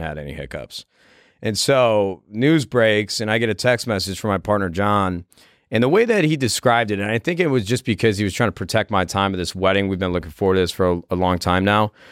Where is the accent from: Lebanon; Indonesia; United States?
United States; Midwest; I grew up in the Midwest